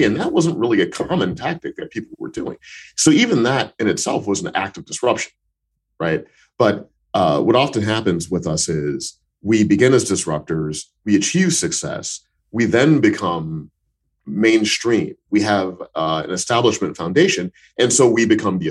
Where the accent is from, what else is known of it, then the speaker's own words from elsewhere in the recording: Missouri, United States; When I grew up in Missouri in the United States, in the American Midwest